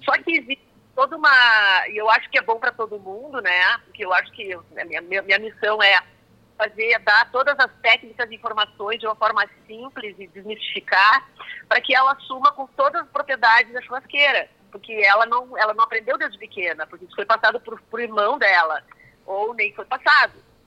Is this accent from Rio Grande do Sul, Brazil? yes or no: yes; Passo Fundo, Rio Grande do Sul, Brazil; now in São Paulo, Brazil; eu sou gaúcha de Passo Fundo